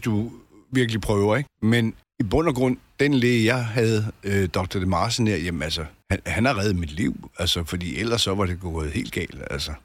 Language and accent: Danish; Albertslund, Capital Region of Denmark, Denmark; moved away; also born or lived in Solrød Strand; jeg, jeg kommer fra Alberslund